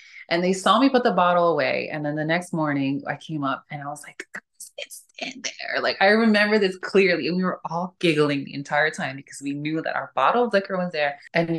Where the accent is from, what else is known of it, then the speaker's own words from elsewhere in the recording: New York, United States; now in Los Angeles, United States; Like, I'm from New York.